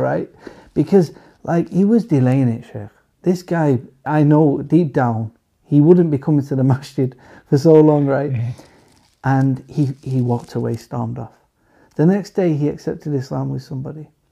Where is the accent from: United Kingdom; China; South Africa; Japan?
United Kingdom; England; we we live in England. We're from England